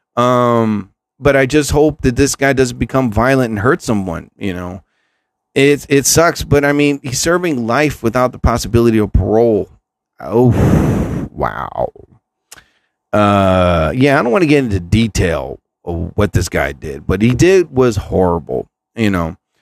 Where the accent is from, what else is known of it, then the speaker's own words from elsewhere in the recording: New Jersey, United States; I'm from New Jersey.